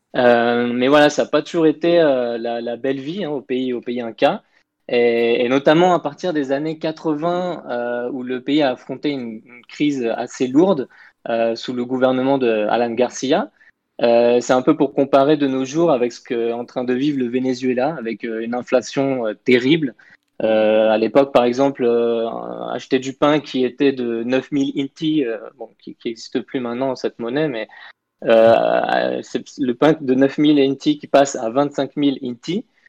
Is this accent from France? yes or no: yes; France; moved away; also born or lived in Peru; en tant que Français